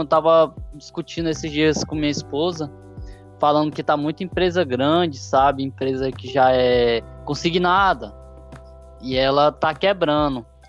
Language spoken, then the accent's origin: Portuguese; Brazil; a gente é brasileiro